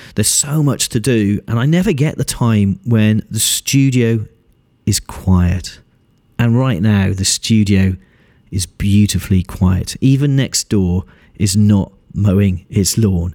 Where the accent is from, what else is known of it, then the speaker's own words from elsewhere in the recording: United Kingdom; being British